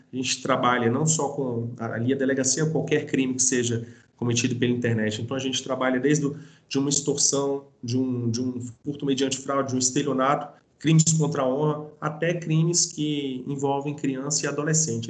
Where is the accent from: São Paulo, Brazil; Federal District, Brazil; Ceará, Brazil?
Federal District, Brazil; Brasília; eu sou brasiliense, daqui